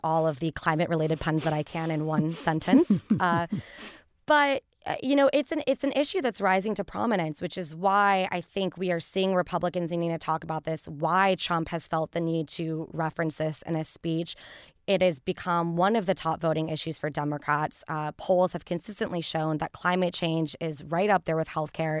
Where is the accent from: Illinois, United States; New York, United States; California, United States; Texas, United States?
California, United States; Santa Barbara; now in Washington, D.C., United States; I'm from the state of California, so my hometown of Santa Barbara, California